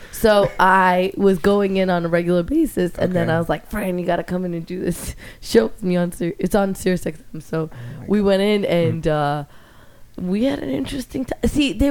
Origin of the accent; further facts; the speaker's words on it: New York, United States; New York.